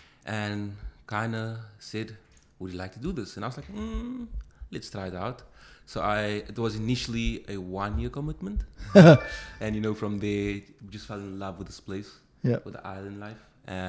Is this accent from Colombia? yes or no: no; Cape Town, Western Cape, South Africa; moved away as an adult; also born or lived in Phuket; I grew up in Cape Town, yeah.